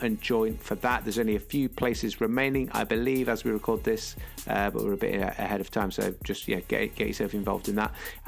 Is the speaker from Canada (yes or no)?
no; North West England, United Kingdom; accent: Scouse; That was Liverpool for those that can't understand my Scouse accent.